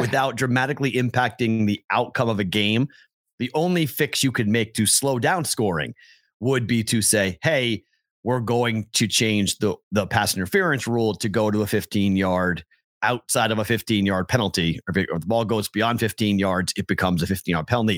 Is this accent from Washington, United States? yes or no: no; Boston, Massachusetts, United States; I'm The Bostonian